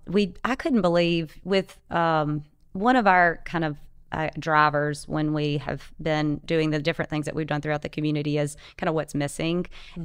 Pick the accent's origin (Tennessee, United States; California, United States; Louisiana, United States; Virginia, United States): Louisiana, United States; Delta area, North; moved away as an adult; also born or lived in Florida; now in Ocean Springs, United States; we're originally from Louisiana